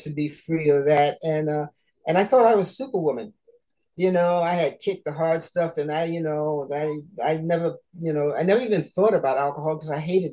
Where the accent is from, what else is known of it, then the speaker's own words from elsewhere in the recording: New York, United States; I was born in New York, nice Caribbean family.